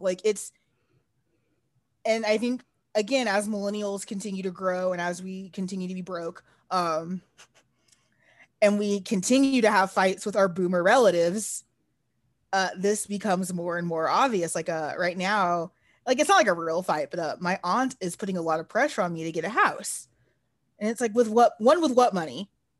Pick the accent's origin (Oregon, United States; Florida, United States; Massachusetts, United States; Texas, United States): Texas, United States; As a Texan, I've been to California.